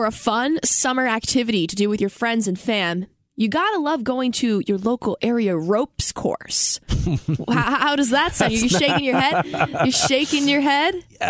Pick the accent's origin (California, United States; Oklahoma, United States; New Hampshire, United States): New Hampshire, United States; moved away; You and I have been lifelong Granite Staters, or at least we grew up in the Granite State and now find ourselves back here.